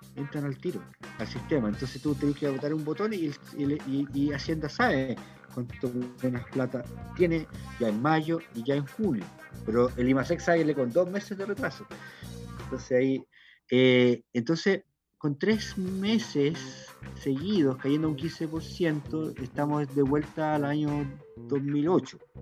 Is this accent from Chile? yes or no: yes; Chile; como pueblo chileno digo, todos los bueno, clase media, media, clase media precaria, clase media media, clase, media intelectual